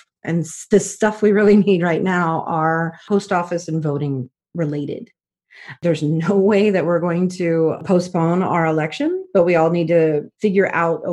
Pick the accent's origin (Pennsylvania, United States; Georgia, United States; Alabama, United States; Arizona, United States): Georgia, United States; growing up in the South, in Georgia